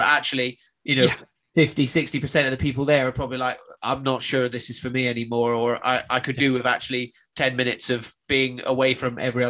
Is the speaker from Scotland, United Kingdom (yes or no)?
yes; Highlands of Scotland, United Kingdom; moved away; also born or lived in Greece; growing up in the Highlands of Scotland and spending years living on, you know, islands in Greece